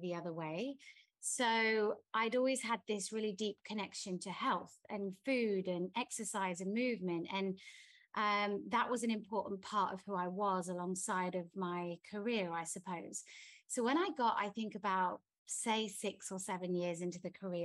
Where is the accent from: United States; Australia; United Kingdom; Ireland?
United Kingdom; England; now in Bali, Indonesia; I'm English.